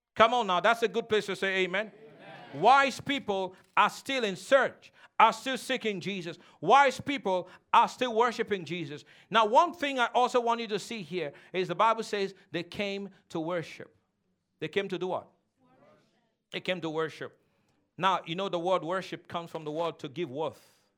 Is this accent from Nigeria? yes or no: yes; Nigeria; moved away; where I came from, and I told him I'm from Nigeria